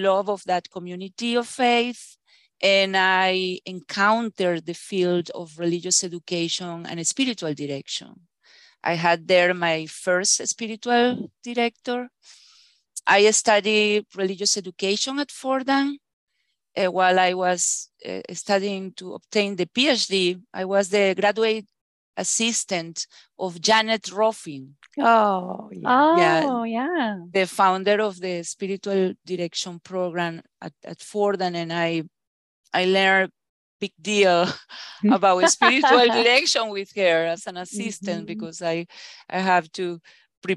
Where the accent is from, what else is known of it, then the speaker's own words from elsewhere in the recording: Caracas, Capital District, Venezuela; moved away as an adult; also born or lived in New York, United States; I was born in Caracas, Venezuela. I study computer science in Universidad Central de Venezuela